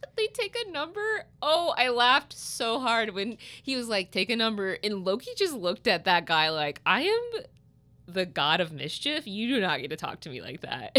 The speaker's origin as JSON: {"language": "English", "region": "Southern Illinois", "country": "United States", "said": "I'm from Southern Illinois"}